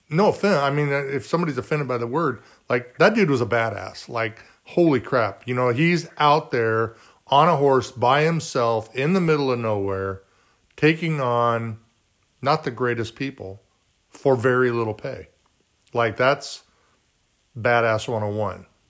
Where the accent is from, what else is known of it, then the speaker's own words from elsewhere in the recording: Garden Grove, California, United States; I grew up in Garden Grove, California, which is down by Disneyland.